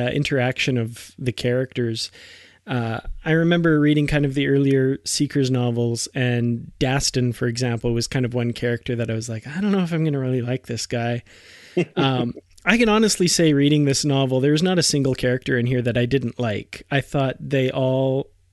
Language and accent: English; Canada; I'm Canadian